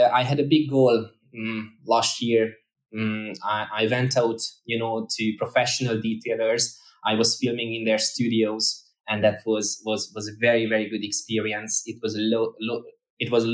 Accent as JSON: {"language": "English", "country": "Hungary", "also_born_or_lived": "Ireland", "moved": "as an adult", "said": "I lived in Ireland for almost 5 years, and we just moved back to Hungary where I'm originally from"}